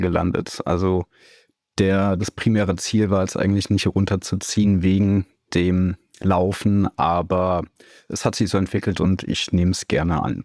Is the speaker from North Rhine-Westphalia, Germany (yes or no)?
yes; Siegen, North Rhine-Westphalia, Germany; moved away as an adult; also born or lived in Cologne / Munich; now in Überlingen, Germany; aufgewachsen bin ich in Siegen, das liegt in Nordrhein-Westfalen